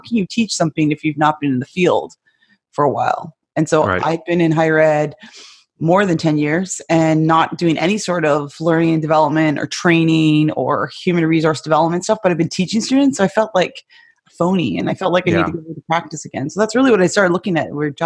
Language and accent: English; Canada; also born or lived in Texas, United States; now in Washington, United States; I can still go back to Canada